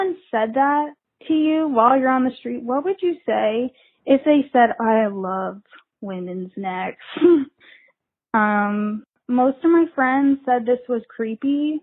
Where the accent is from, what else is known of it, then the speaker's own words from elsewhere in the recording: New Jersey, United States; moved away as an adult; now in Brooklyn, United States; I am living in Brooklyn. I go to work in Manhattan. I'm a graphic designer. And I'm from New Jersey